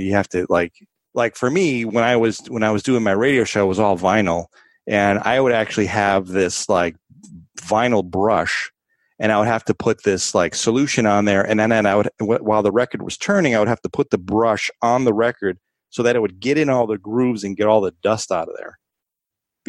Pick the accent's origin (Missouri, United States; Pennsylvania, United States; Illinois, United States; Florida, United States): Illinois, United States; Chicago; growing up in Chicago, big blues influence